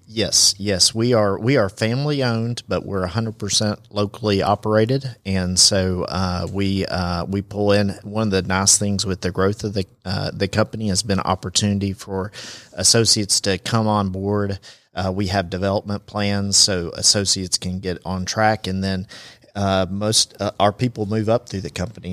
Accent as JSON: {"language": "English", "town": "Chattanooga", "region": "Tennessee", "country": "United States", "moved": "yes", "lives_now": "Rome, United States", "said": "I'm actually from Chattanooga"}